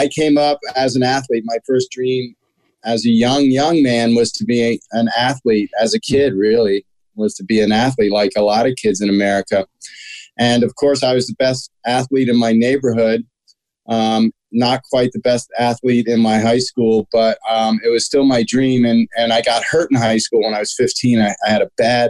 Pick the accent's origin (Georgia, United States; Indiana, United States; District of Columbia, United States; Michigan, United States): District of Columbia, United States; Washington; My brother and I, our parents raised us in the Washington, D.C. area.